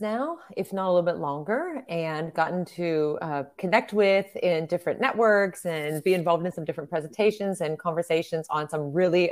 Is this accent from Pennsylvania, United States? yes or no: yes; Pittsburgh area, Pennsylvania, United States; my hometown.